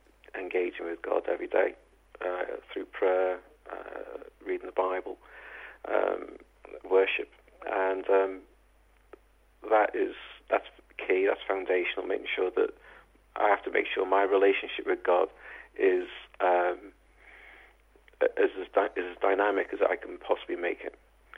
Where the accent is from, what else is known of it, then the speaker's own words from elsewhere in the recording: Liverpool, North West England, United Kingdom; accent: Scouse; I was born a mile away, yeah, in a place called Norris Green. I'm a Scouser, ministering to Scousers.